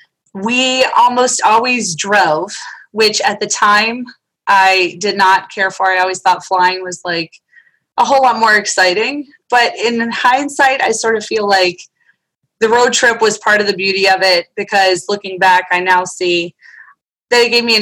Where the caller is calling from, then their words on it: United States; A little bit outside of Washington, D.C., right where it all goes down.